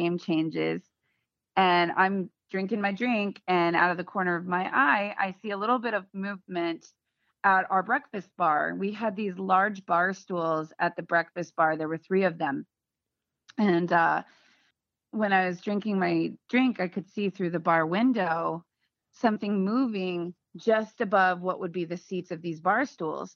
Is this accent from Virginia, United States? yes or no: yes; Virginia Beach, Virginia, United States; also born or lived in Portsmouth, Virginia; we're from Virginia Beach